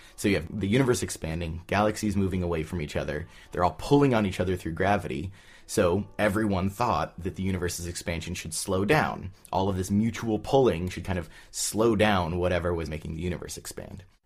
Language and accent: English; Southern California, United States; I grew up in Southern California